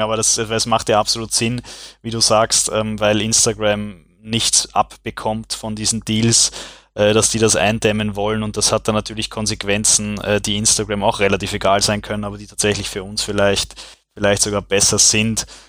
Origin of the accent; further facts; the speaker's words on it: Vienna, Austria; aus Wien